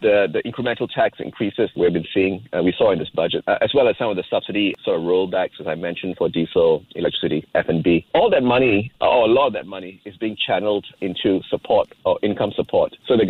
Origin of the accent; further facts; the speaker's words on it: Singapore; You know, being a Singaporean, you know petrol in Malaysia is extremely cheap, very heavily subsidized.